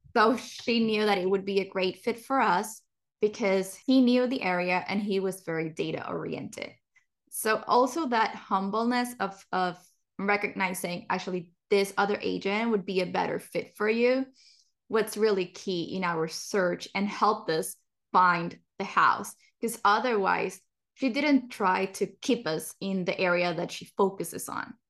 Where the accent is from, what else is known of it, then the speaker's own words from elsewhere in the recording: Puerto Rico; now in Texas, United States; growing up in Puerto Rico